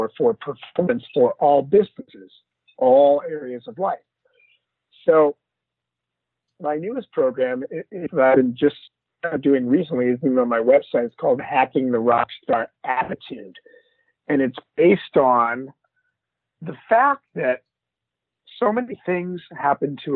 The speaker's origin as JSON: {"language": "English", "town": "Los Angeles", "region": "California", "country": "United States", "tie": "born or raised there", "said": "I grew up in Los Angeles"}